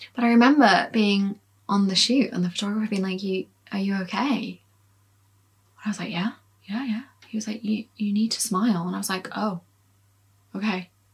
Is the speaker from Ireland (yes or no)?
no; Leeds, Yorkshire and the Humber, United Kingdom; I was born in Leeds